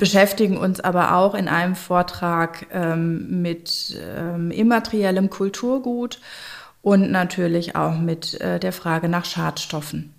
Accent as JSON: {"language": "German", "region": "North Rhine-Westphalia", "country": "Germany", "said": "ich komme ja hier aus der Gegend"}